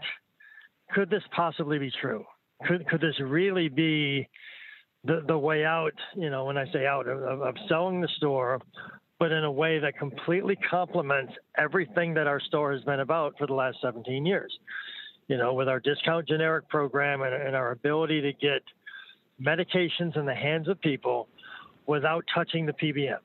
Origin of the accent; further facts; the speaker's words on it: New York, United States; I'm from New York